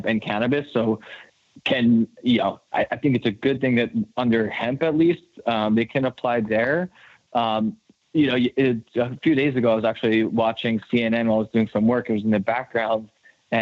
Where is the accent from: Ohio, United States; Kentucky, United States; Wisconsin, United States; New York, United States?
New York, United States; my home state of New York